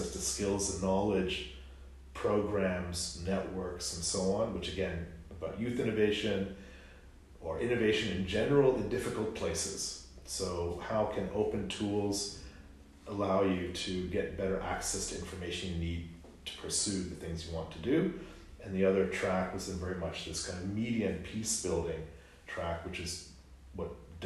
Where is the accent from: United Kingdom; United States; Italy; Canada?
Canada; as a Canadian